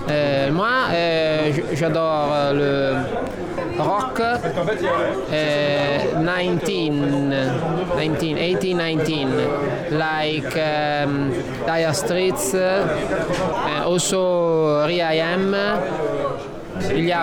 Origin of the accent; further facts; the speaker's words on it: Parma, Emilia-Romagna, Italy; French is a second language; je viens de l'Italie, je viens de Parma.